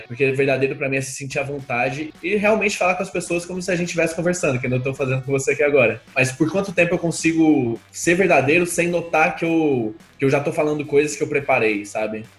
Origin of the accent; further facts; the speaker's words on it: Goiânia, Goiás, Brazil; eu sou de Goiânia